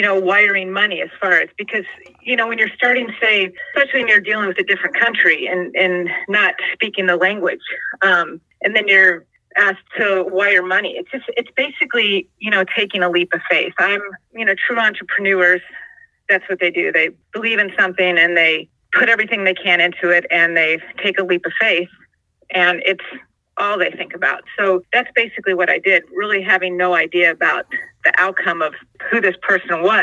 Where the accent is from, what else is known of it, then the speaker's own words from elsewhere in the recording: San Diego, California, United States; I grew up basically here in San Diego